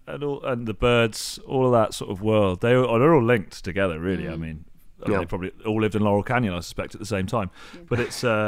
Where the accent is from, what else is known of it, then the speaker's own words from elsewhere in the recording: United Kingdom; I'm from basically the Welsh border. So Wales joins England. I'm in the middle there, right in a really, really very pretty rural countryside, which is equally heaped in history of music and art and stuff.